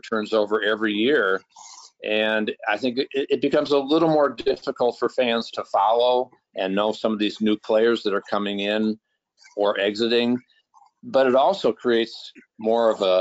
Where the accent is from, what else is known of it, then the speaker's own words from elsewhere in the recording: Minneapolis, Minnesota, United States; I grew up here living in the Twin Cities as a Viking fan